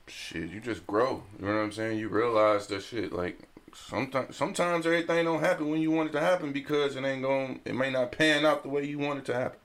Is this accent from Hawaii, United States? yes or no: no; Detroit, Michigan, United States; because I'm from Detroit